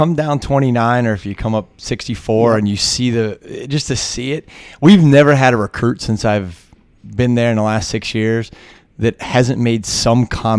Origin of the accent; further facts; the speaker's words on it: Johnstown, Pennsylvania, United States; And I know I grew up in Johnstown, Pennsylvania, which is small steel coal town.